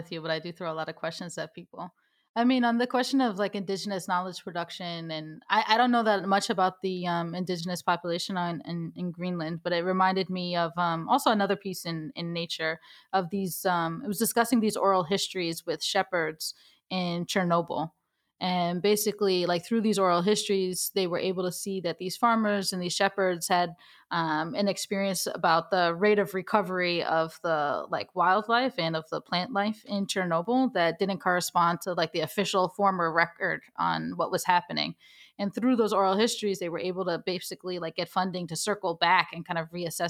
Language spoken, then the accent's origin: English; Ethiopia; now in New York City, United States; I'm from Ethiopia.